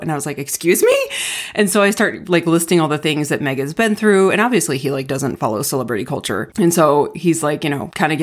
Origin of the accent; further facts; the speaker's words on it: Arizona, United States; growing up in Arizona, we loved to pan for Fool's Gold